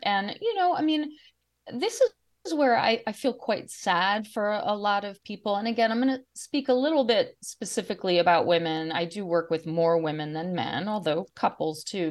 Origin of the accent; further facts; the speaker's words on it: Washington, District of Columbia, United States; I grew up in the Washington, D C